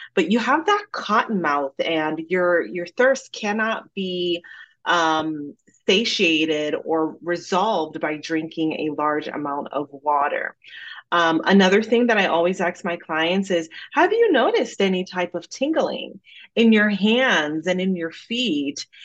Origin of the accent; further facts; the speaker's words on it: Jamaica; accent: Jamaican; now in United States; growing up in Jamaica